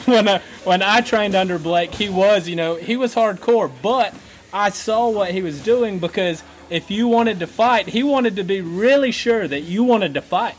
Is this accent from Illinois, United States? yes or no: no; Anderson, South Carolina, United States; my hometown, Anderson, South Carolina